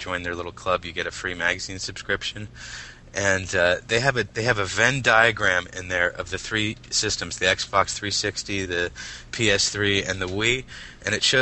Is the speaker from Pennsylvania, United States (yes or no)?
yes; Philadelphia, Pennsylvania, United States; moved away as an adult; now in Reading, United States; I'm from the Philadelphia area. I actually live in Reading right now. We just moved recently. But, you know, I spent most of my life in the Philadelphia area